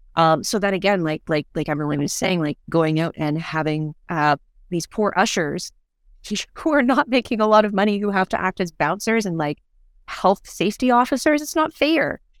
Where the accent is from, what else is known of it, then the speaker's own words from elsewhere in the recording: Canada; we're Canadian and we all understand snow suits